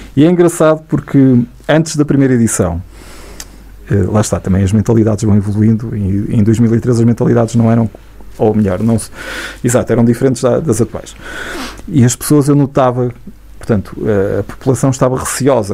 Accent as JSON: {"language": "Portuguese", "town": "Santa Marta de Penaguião", "region": "Norte", "country": "Portugal", "tie": "born or raised there", "also_born_or_lived": "Vila Real", "said": "eu nasci em Santa Marta, estudei oito anos"}